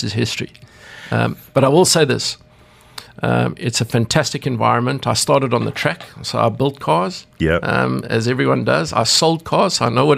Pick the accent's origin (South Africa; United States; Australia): South Africa; as a kid growing up in South Africa